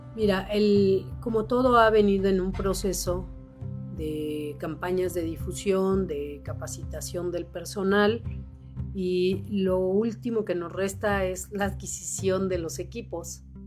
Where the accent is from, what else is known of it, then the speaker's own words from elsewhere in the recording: Cuernavaca, Morelos, Mexico; yo crecí así, soy de Cuernavaca